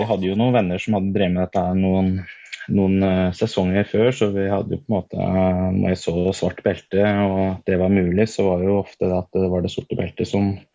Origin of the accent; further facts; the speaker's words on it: Nord-Østerdalen, Innlandet, Norway; jeg er jo født og oppvokst oppe i Nord-Østerdalen